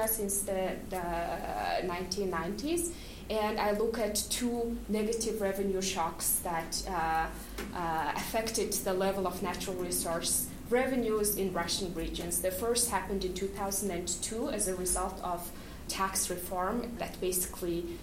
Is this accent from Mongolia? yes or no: yes; Mongolia; moved away; I am from Mongolia